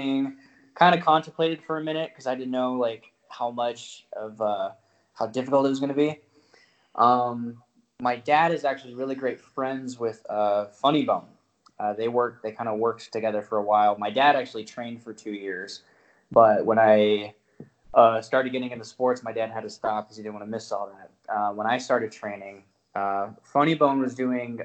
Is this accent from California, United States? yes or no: no; Las Vegas, Nevada, United States; I was born and raised in Las Vegas